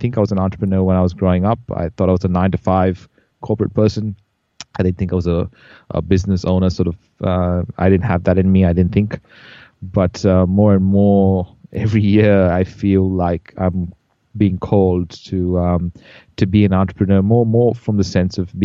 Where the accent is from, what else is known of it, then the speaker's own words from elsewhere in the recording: India; also born or lived in Bahrain; as I grew up in India, I was born in Bahrain in the Middle East. I was there for 6 years and then moved to India